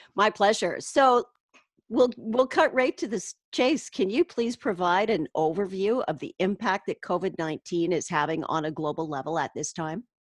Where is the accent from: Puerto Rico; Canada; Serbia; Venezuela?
Canada